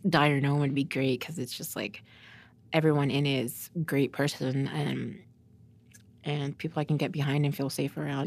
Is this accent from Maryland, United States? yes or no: no; Norman, Oklahoma, United States; I grew up in Norman, so it's like a white suburbia university